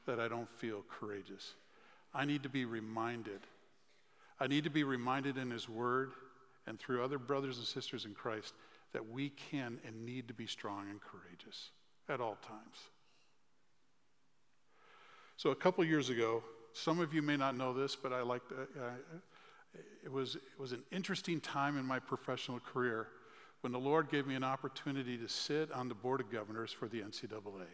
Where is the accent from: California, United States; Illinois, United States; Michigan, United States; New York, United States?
Illinois, United States; Chicago; I grew up in the Chicagoland area